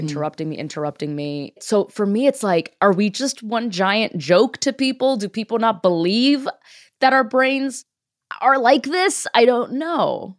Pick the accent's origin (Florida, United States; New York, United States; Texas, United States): Florida, United States; Miami; moved away as an adult; now in Los Angeles, United States; I am a Cuban American comedian from Miami